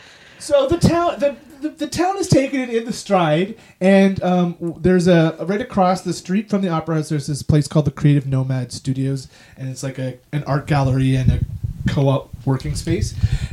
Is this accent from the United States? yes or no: no; Canada; But this is my hometown.